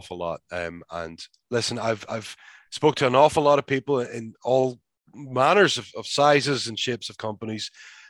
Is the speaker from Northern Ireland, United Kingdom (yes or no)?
yes; Belfast, Northern Ireland, United Kingdom; moved away as an adult; now in United States; I moved away from Ireland at 18 years old